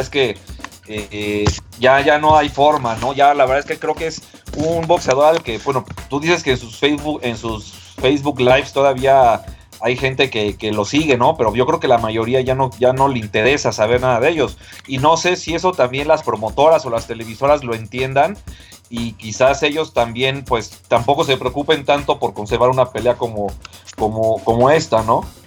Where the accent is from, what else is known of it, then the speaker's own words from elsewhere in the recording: Mexico; como mexicanos